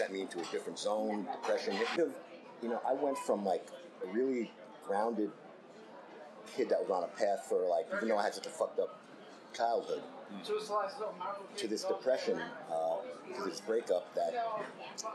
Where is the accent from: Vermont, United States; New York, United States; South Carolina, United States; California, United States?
New York, United States; New York City; I was born in the Bronx to Jewish hippie cowboys that were also heroin addicts